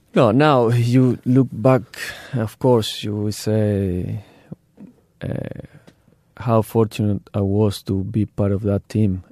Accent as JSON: {"language": "English", "country": "Argentina", "tie": "born or raised there", "also_born_or_lived": "Turkey / Adelaide, Australia", "second_language": "English", "moved": "as an adult", "said": "I grew up, uh, in Argentina"}